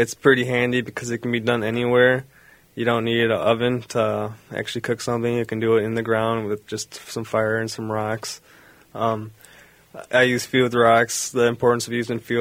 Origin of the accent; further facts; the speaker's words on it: Milwaukee, Wisconsin, United States; I'm from the Milwaukee area